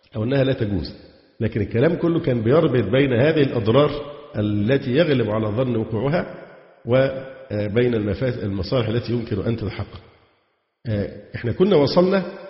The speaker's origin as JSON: {"language": "Arabic", "country": "Egypt", "said": "عندنا في مصر"}